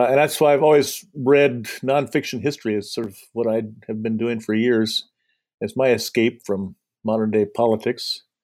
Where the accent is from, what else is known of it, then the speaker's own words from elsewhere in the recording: Indiana, United States; also born or lived in Madison, Wisconsin; Well, I grew up in southern Indiana, where my parents lived, which is Cardinals country.